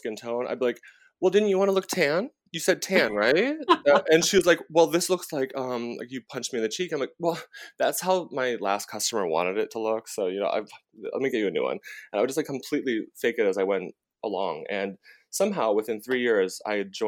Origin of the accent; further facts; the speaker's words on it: Rhode Island, United States; moved away as an adult; now in New York, United States; I am from Rhode Island. I am a Dunkin' Donuts. We didn't even have a Starbucks until like right before I moved to New York.